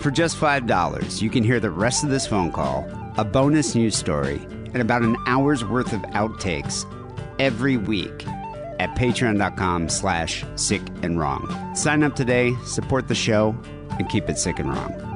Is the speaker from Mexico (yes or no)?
no; Michigan, United States; I grew up in Michigan